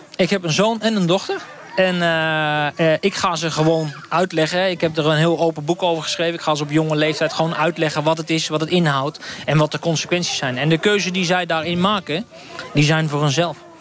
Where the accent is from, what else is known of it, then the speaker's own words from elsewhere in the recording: Bunschoten-Spakenburg, Utrecht, Netherlands; Ik kom uit Bunschoten Spakenburg